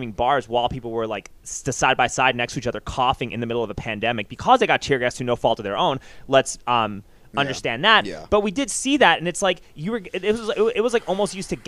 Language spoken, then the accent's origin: English; New York, United States; I grew up in New York. Like, I was in New York when all this shit was happening